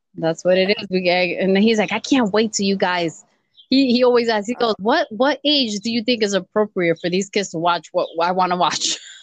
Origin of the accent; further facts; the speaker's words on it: New York, United States; I'm a New Yorker, I was born and raised in New York